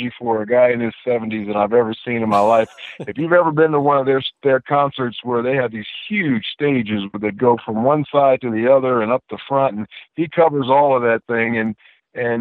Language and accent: English; Los Angeles, California, United States; I'm a guy from Los Angeles, California, that grew up in a house without a dad